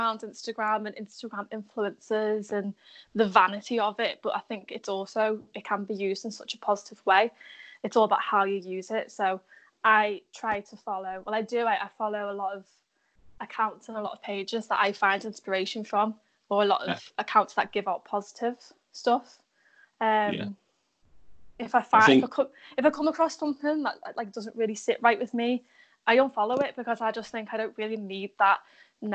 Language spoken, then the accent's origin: English; Liverpool, North West England, United Kingdom; being a Scouser. We are actually some of the most friendliest people.